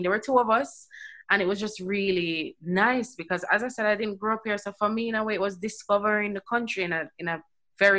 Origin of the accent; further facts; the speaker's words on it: Jamaica; now in England; growing up in Jamaica